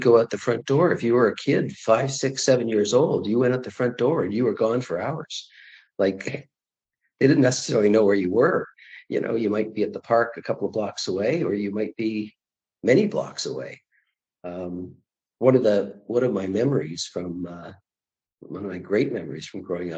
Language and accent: English; Toronto, Ontario, Canada; also born or lived in Prince Edward Island; Toronto. I was born in Toronto in 1955 and my parents were from Toronto as well.